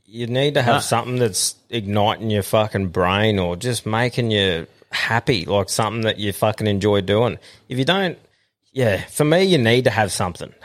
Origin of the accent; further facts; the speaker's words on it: Queensland, Australia; as a Queenslander